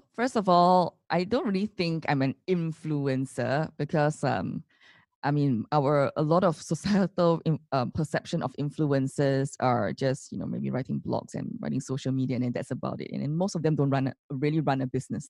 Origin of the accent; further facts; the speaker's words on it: Singapore; as Singaporeans